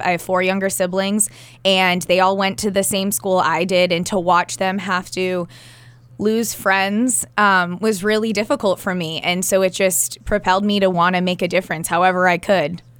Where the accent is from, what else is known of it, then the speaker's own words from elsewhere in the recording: New Hampshire, United States; also born or lived in Cape Cod, Massachusetts; growing up in New Hampshire